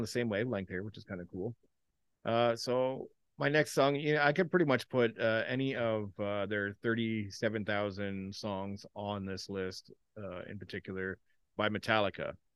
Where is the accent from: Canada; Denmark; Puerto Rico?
Canada; I'm Canadian